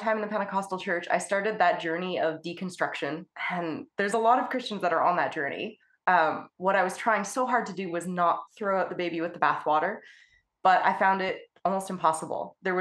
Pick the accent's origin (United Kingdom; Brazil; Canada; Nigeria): Canada; I'm a Canadian abstract artist